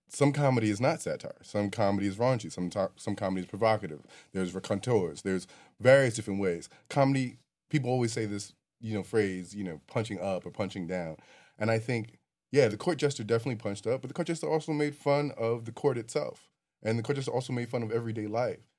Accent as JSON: {"language": "English", "region": "New York", "country": "United States", "said": "as a New Yorker"}